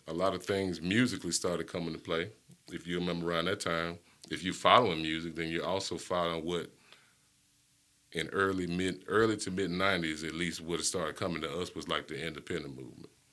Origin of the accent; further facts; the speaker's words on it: Hewittown, Alabama, United States; also born or lived in Bessemer, Alabama; I grew up in Hewittown